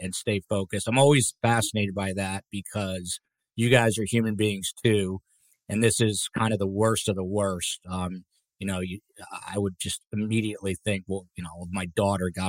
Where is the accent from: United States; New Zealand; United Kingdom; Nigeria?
United States; New Jersey; accent: Jersey; New Jersey, my home state